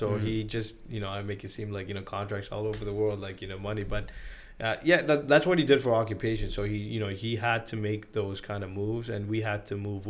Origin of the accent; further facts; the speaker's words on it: Sri Lanka; also born or lived in Nigeria / Brunei; I think I grew up in Sri Lanka, and then not a lot of people know that I grew up in Nigeria.